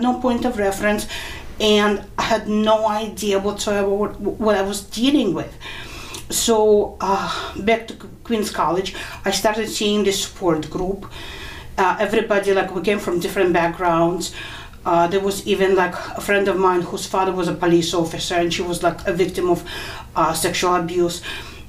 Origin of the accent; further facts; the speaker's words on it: Kharkiv, Kharkiv Oblast, Ukraine; moved away; also born or lived in New York; I was born in Kharkov. Now it's part of Ukraine, but at the time it was part of the Soviet Union. Mm-hmm. And my family came to New York in 1980